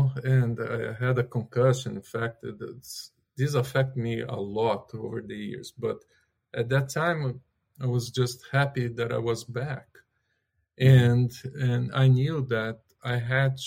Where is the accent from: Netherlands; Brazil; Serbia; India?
Brazil; moved away; also born or lived in California; I'm originally from Brazil.